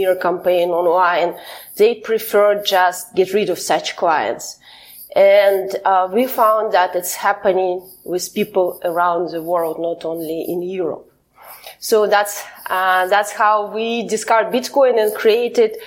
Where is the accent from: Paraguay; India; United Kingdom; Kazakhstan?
Kazakhstan; moved away as an adult; now in Belgium; I'm originally from Kazakhstan, but right now I live in Belgium where I have political asylum because I've been politically persecuted by my home country, Kazakhstan